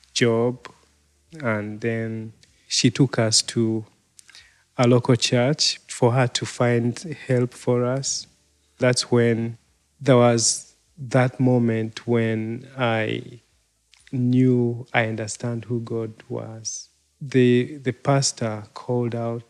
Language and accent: English; Uganda; I am from Uganda